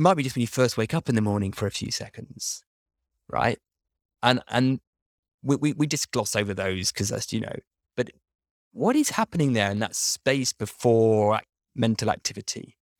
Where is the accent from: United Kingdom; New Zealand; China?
United Kingdom; I'm British